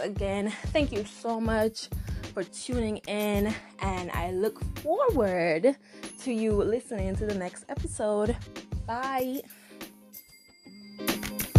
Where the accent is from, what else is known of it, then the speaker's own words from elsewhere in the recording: Dominica; accent: Caribbean; moved away as an adult; now in United States; I am from Dominica, nature island of the world.